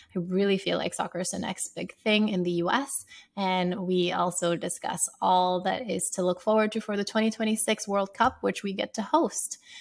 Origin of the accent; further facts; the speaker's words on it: Sierra Leone; moved away; I grew up in Sierra Leone playing as a striker